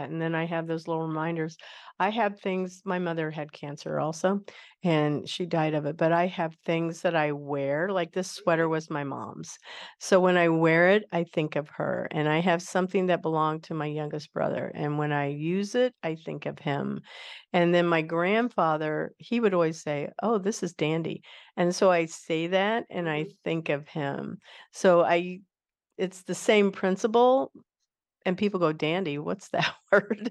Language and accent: English; Kansas, United States; moved away; I grew up in Kansas, some of my life, and in the Midwest